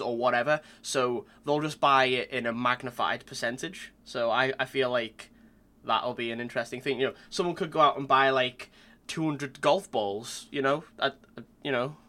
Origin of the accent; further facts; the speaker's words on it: Long Island, New York, United States; I'm an artist from Long Island